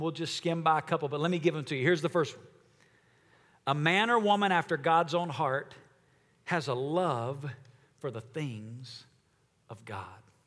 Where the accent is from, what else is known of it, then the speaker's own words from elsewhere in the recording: Alabama, United States; I am from Alabama